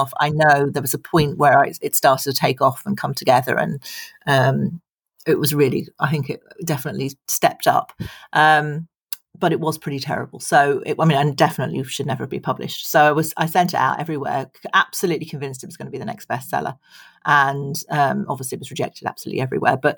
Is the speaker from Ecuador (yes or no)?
no; United Kingdom; now in Ireland; I'm British